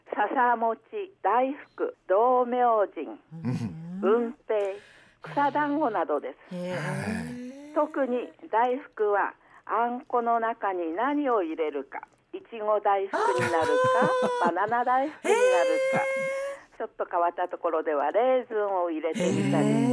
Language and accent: Japanese; Goshogawara, Aomori, Japan; also born or lived in Kanagi; 私の出身は太宰治と同郷の金木町です、はい、高校に入学してから五所川原市で育ちました